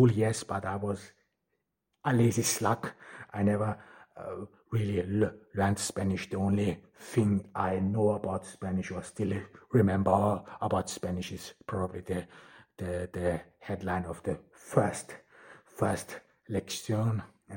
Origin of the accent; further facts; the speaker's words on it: Austria; first language German; English is a second language; moved away; I'm a Turkish migrant who was born in Austria and grew up in Austria. I mean, German is my mother tongue.